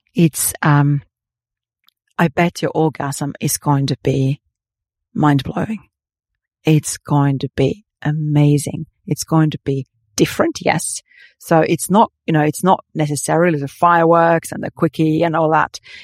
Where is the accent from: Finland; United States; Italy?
Finland; moved away; growing up in Finland